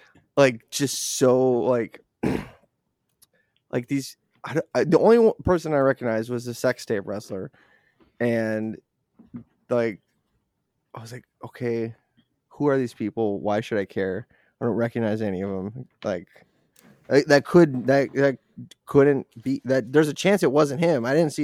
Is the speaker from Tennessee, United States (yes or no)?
no; Boston, Massachusetts, United States; Hey, I'm from Boston. This is stupid. Where's the Dunkin'?